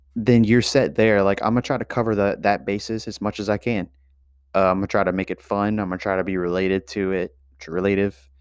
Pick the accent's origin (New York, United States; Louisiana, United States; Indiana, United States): Louisiana, United States; I'm from Louisiana